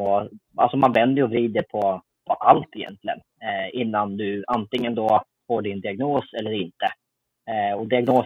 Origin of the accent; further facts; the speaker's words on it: Uppsala, Uppsala County, Sweden; i Uppsala där jag är född och uppvuxen